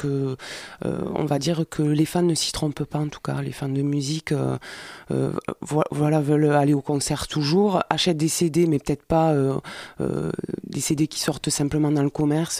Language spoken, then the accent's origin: French; Montreuil, Île-de-France, France; on est de Montreuil